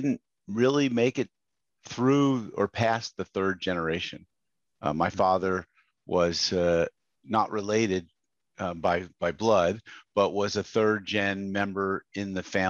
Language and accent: English; Westchester County, New York, United States; I grew up in Westchester County, New York, which is an affluent suburb of New York City.